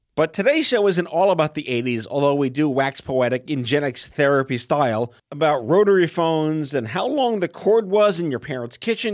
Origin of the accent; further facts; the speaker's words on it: New York City, New York, United States; I'm from New York